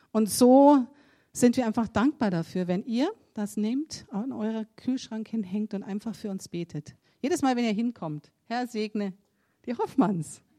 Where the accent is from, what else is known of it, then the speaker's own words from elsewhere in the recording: Germany; now in South Africa; Man, als Deutscher, da tritt man in so viele Fettnäpfchen hinein.